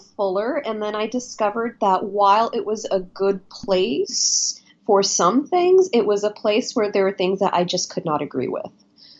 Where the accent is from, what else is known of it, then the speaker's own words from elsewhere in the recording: Denver, Colorado, United States; I am a second-generation Indian-American woman born and raised in Denver, Colorado, in a devout and faithful Hindu household